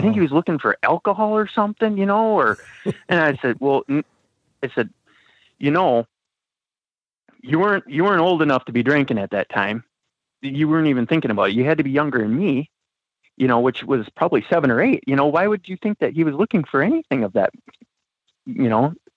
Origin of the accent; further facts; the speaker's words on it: Wisconsin, United States; now in Minnesota, United States; I grew up in Wisconsin